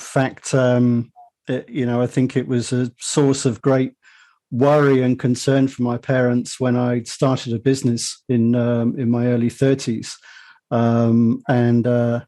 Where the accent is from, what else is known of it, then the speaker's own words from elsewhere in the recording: United Kingdom; accent: British; as your listeners might have deduced from my accent, I'm British, you know, not in the US